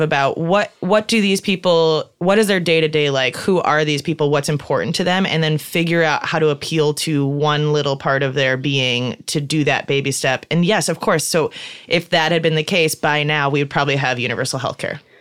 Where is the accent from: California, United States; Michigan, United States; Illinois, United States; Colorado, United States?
Illinois, United States; Chicago; moved away as an adult; I'm from Chicago and I grew up in a, in a very liberal, open, welcoming family. And so that's what I thought Chicago was